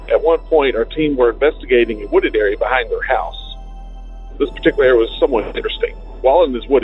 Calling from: Virginia, United States; Hi, Derek. I'm … from Virginia.

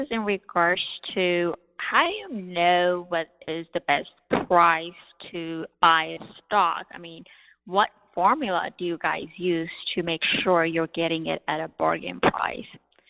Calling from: Jackson, Tennessee, United States; I'm calling from Jackson, Tennessee.

